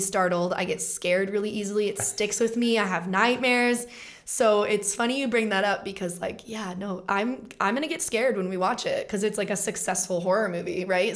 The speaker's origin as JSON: {"language": "English", "region": "Colorado", "country": "United States", "tie": "born or raised there", "also_born_or_lived": "Los Angeles", "said": "book and co star in my first feature film in my home state"}